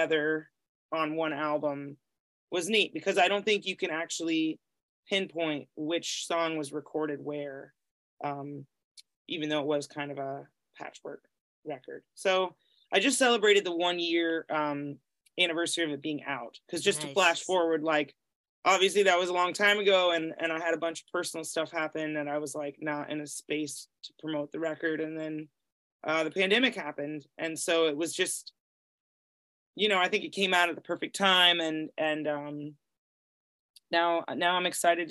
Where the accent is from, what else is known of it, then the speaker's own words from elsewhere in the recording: Greenfield, Massachusetts, United States; moved away; also born or lived in Boston, Massachusetts; I grew up in Western Massachusetts